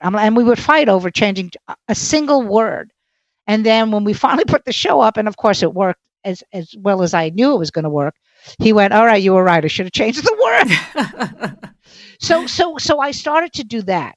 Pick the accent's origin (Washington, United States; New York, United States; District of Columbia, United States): New York, United States; New York City; I'm from Brooklyn, so the F word is an adjective